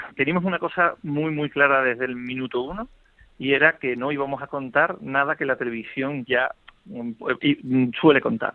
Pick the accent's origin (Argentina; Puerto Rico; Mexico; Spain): Spain; Seville, Andalusia; como sevillanos que somos